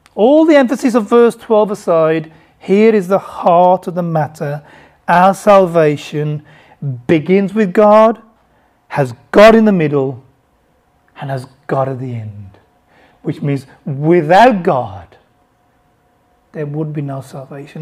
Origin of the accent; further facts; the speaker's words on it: Bangladesh; I was born in Bangladesh